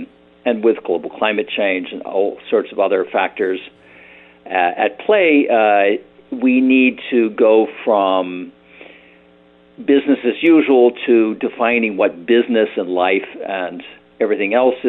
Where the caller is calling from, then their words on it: Berkeley, California, United States; Berkeley, California.